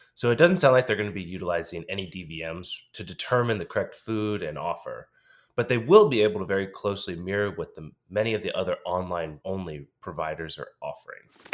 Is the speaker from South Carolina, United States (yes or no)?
no; Dallas, Texas, United States; CityVet out of Dallas, Texas, which is my hometown.